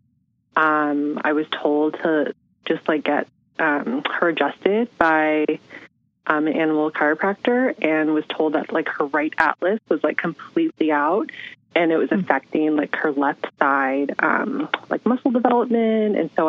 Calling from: San Francisco, California, United States; I'm from San Francisco. Oh, my God. Perfect. I'm from San Francisco, California.

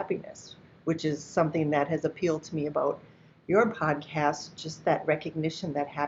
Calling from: Naples, Florida, United States; Today, in this moment, I happen to be in Naples, Florida, but I live in Minnesota most of the time

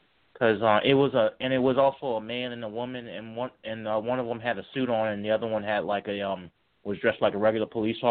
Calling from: Charlottesville, Virginia, United States; I'm calling from Charlottesville, Virginia.

